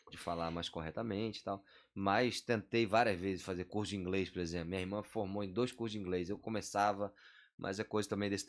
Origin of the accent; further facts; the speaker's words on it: Rio de Janeiro, Brazil; Eu sou carioca, sou natural do Rio de Janeiro. Morava no bairro de Irajá.